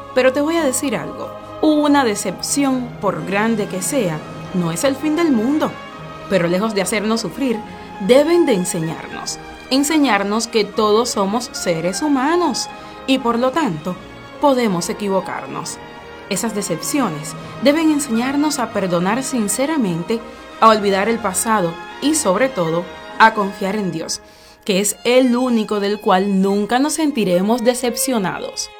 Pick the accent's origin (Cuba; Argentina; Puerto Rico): Cuba; Somos gente de Cuba.